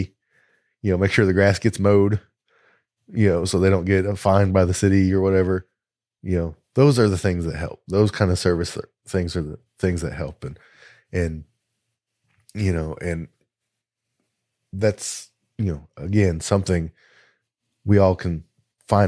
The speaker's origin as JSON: {"language": "English", "region": "the South", "country": "United States", "said": "We're all three from the South"}